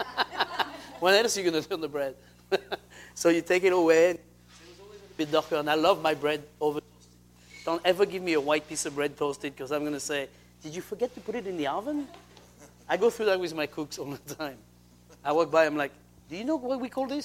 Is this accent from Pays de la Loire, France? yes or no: yes; Saint-Hilaire-de-Loulay, Pays de la Loire, France; now in Seattle, United States; That would never happen in France. I mean, especially in my hometown.